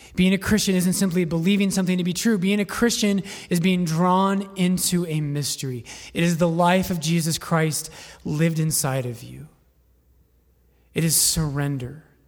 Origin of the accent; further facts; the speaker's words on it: Littleton, Colorado, United States; also born or lived in Boulder; I'm not from Boulder, I'm from Littleton, but I did go to school in Boulder